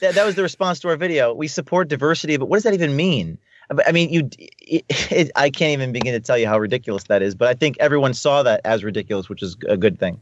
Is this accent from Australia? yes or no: no; Newark, New Jersey, United States; I'm from Newark, New Jersey.